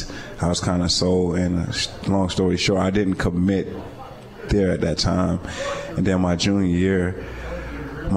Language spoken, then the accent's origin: English; Florida, United States; I'm from Florida